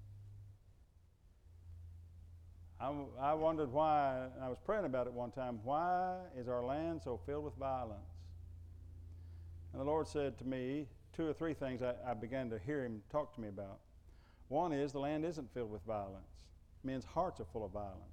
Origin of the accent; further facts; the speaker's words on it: United States; I'm an American